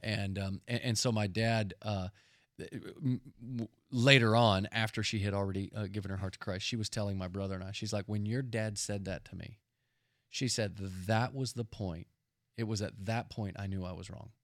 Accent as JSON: {"language": "English", "town": "Dallas", "region": "Texas", "country": "United States", "tie": "born or raised there", "said": "We grew up in Dallas, Texas, and our dad was a pastor"}